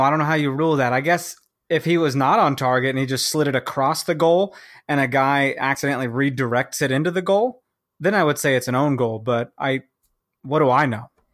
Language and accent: English; Kansas, United States; moved away; also born or lived in Chicago; I'm from Kansas